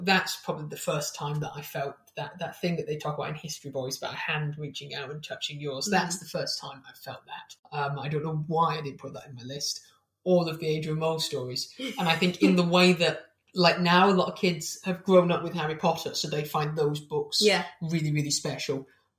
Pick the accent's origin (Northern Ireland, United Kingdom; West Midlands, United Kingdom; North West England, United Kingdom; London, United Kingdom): North West England, United Kingdom; Manchester; I'm from Manchester, I don't really sound like it anymore